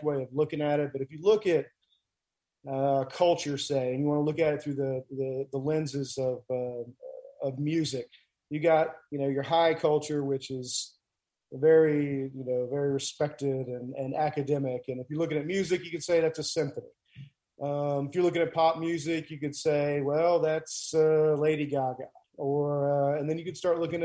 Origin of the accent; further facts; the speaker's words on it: Graham, North Carolina, United States; moved away as an adult; also born or lived in California / Tennessee; now in Haywood County, United States; I'm actually from North Carolina. I grew up in North Carolina. Graham, North Carolina is my hometown. And I was raised there from, let's say, 1980 until 2000, you know. And so I was born in California, actually, but moved around